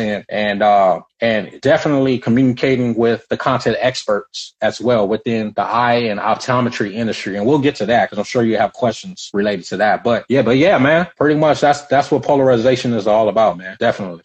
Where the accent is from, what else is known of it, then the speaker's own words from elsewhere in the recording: United States; I was born here, man. I'm a native here, but uh, both my parents are Nigeria from Nigeria